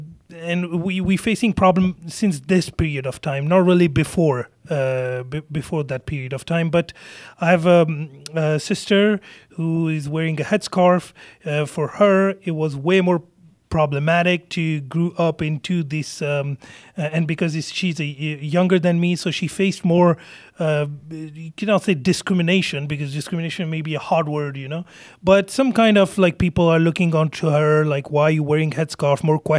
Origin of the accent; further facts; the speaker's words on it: Île-de-France, France; English is a second language; I mean, I was born and raised in France, and more specifically in the suburb of Paris.